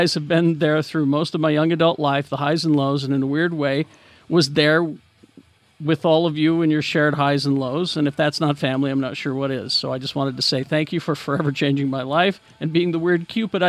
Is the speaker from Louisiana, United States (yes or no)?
no; Akron, Ohio, United States; I'm from Akron, Ohio.